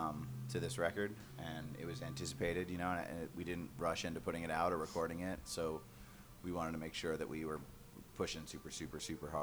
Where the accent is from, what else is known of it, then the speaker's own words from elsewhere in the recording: Georgia, United States; We're from Georgia.